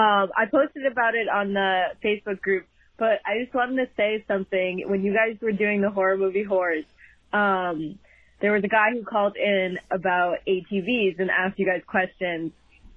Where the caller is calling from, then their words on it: Boston, Massachusetts, United States; I'm calling from Boston, Massachusetts.